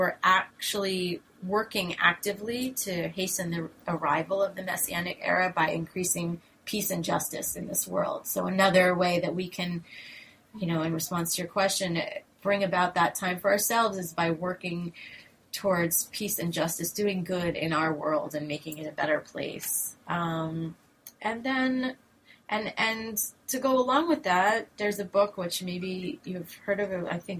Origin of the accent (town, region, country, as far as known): United States